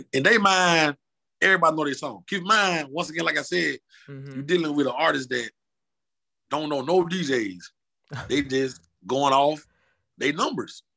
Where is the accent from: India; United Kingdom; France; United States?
United States; Washington, Georgia; moved away as an adult; now in Atlanta, United States; my hometown is Washington, Georgia, but like an hour some change from Atlanta